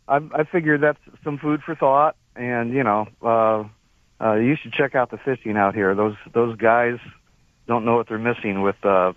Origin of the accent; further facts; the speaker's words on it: Chicago, Illinois, United States; I grew up in Chicago